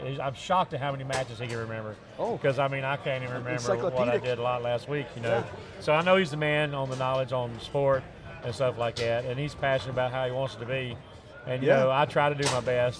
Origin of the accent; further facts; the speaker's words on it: the South, United States; also born or lived in Louisiana; I'm a redneck from the South